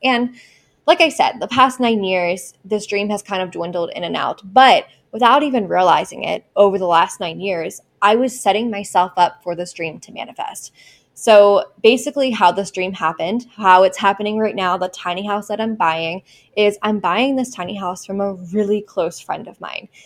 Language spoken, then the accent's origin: English; Baltimore, Maryland, United States; my hometown in Maryland